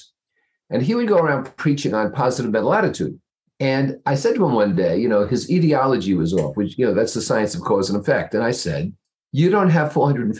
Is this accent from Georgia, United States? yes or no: no; New Jersey, United States; moved away as an adult; now in East Greenwich, United States; I'm from just across the river in New Jersey, right opposite the Empire State Building.